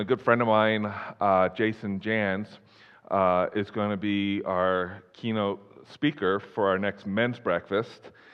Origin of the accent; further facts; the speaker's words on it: Philadelphia, Pennsylvania, United States; moved away as an adult; also born or lived in Colorado; now in Wyoming, United States; I'm originally from the Philadelphia area